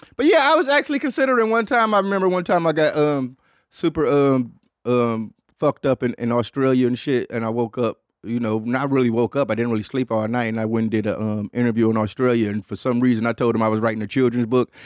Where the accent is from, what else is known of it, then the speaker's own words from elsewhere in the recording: Detroit, Michigan, United States; I'm a nigga from Detroit